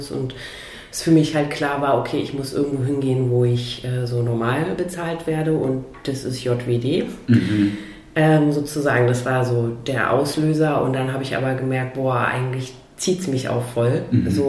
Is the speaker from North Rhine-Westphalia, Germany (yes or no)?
no; Fürstenwalde, Brandenburg, Germany; now in Berlin, Germany; wie ich damals angekommen bin aus Fürstenwalde in Berlin